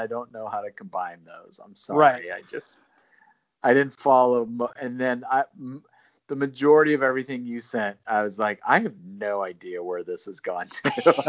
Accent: Alabama, United States; accent: Southern; I've worked so hard to not sound like I'm from Alabama from an accent perspective, but right. still my pronunciations can be really Southern.

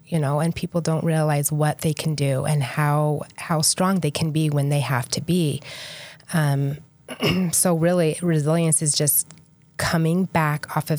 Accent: Idaho, United States; now in St. George, United States; I've been in St. George for almost 10 years. I moved here from Idaho. I always say I'm Idaho girl at heart.

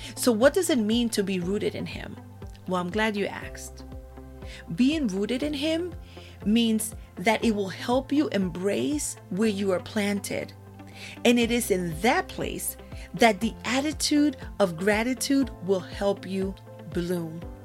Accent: Puerto Rico; I was born in Puerto Rico. And I was raised in my grandmother's house

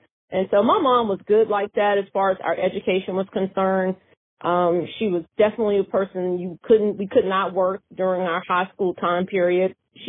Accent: Tokyo, Japan; born there; also born or lived in Germany; I was born in Tokyo, Japan, and my dad was in the Air Force, and I was born at Tachikawa Air Base, Tokyo, Japan. And then we moved, and we were stationed in Germany, at Frankfurt, Germany, my mom and my dad.

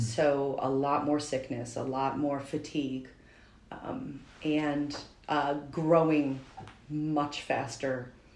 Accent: Albany, New York, United States; I grew up in Albany, New York.

